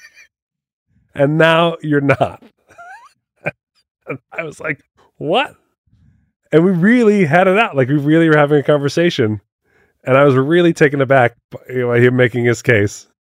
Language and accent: English; New Jersey, United States; moved away as an adult; now in Las Vegas, United States; I'm from Jersey. We say Mario.